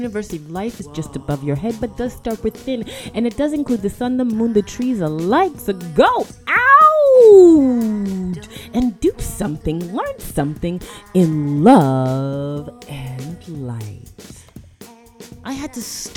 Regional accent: Toronto, Ontario, Canada; I grew up in Toronto, Canada, and Scarborough.

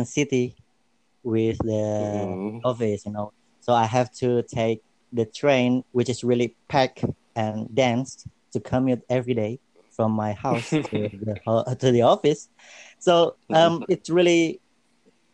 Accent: Depok, West Java, Indonesia; Depok City, which is really near to our office and my hometown

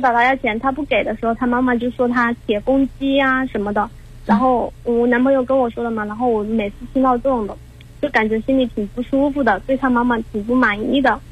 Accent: Hubei, China; 因为他是四川的，我是湖北的

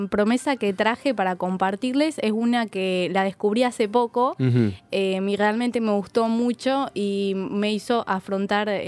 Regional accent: Montecarlo, Misiones, Argentina; Soy de Monte Carlo, allí se celebra la Fiesta Nacional de la Orquídea y Provincial de la Flor

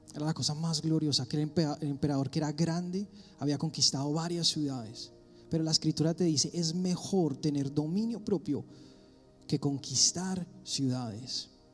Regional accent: Colombia; moved away; soy colombiano

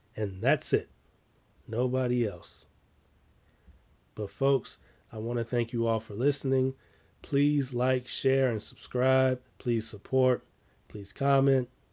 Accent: Chicago, Illinois, United States; I'm from Chicago

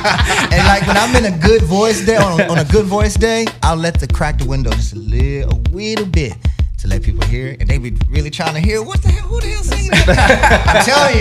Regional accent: Texas, United States; now in Los Angeles, United States; I'm from Texas

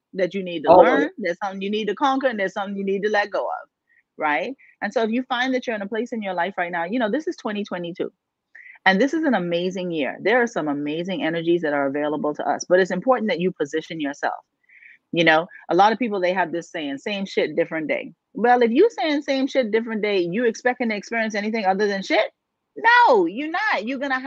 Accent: Bahamas; I'm from the islands. I was born and raised in the Bahamas, y'all. And so, you know, I grew up in the ocean

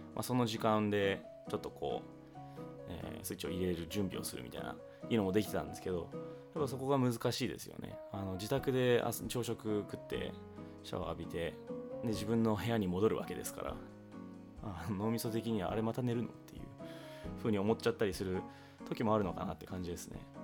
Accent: Hawaii, United States; also born or lived in Japan; now in California, United States; 日本生まれハワイ育ちカリフォルニア在住のエンジニアの私

